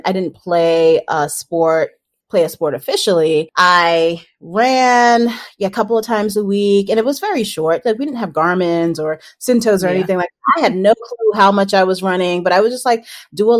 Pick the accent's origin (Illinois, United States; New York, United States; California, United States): New York, United States; New York City; I grew up in Brooklyn, New York, Nueva York